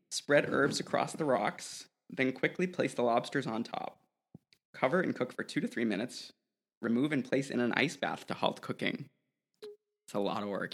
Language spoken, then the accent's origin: English; New England, United States; moved away; I grew up in New England, and there were always these Italian bakeries